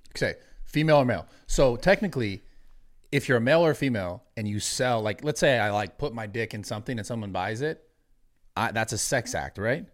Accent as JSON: {"language": "English", "area": "the Bay Area", "region": "California", "country": "United States", "said": "I'm from the Bay"}